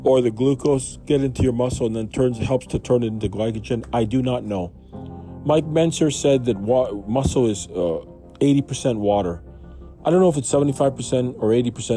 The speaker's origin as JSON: {"language": "English", "country": "Canada", "tie": "born or raised there", "said": "I was born in Canada, in Grace Hospital on a Sunday."}